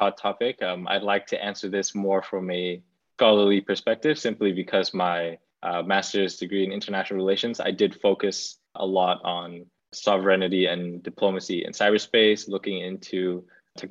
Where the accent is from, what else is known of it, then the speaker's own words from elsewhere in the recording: Cambodia; moved away; also born or lived in Singapore; my home country in Cambodia